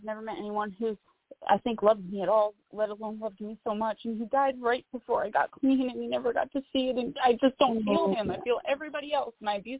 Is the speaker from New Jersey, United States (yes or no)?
yes; Northern New Jersey, United States; I'm from Northern New Jersey.